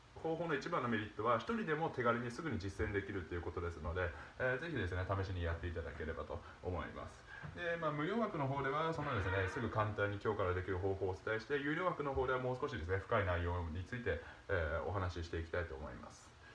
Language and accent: Japanese; Nagasaki, Japan; 僕、まあ、長崎の出身なんですけどもその長崎の小学校